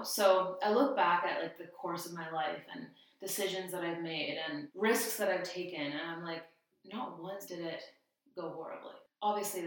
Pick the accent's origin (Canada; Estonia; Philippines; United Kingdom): Canada; Ontario; moved away as an adult; also born or lived in Victoria, BC; now in Abbotsford, Canada; I grew up in Ontario.